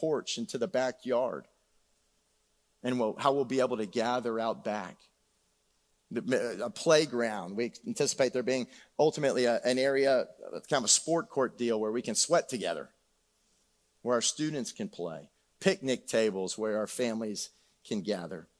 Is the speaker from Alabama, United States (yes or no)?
no; San Antonio, Texas, United States; moved away; I grew up on Shadow Elm Woods